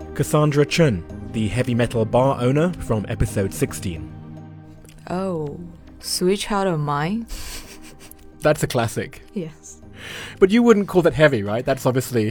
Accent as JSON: {"language": "English", "town": "Atlanta", "region": "Georgia", "country": "United States", "moved": "yes", "lives_now": "China", "said": "I come from Atlanta"}